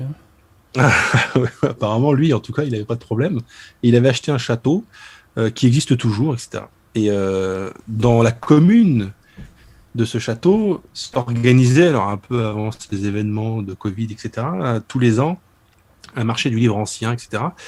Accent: Souilly, Grand Est, France; chez moi, à Souilly

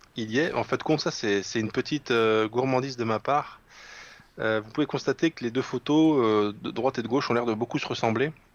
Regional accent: Lorraine, Grand Est, France; je suis lorrain.

